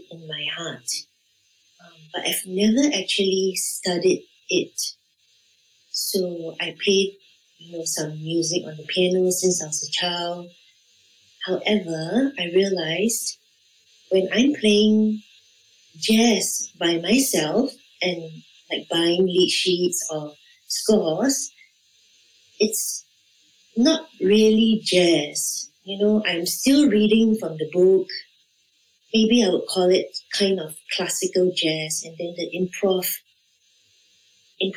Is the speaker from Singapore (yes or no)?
yes; Singapore; I'm from Singapore.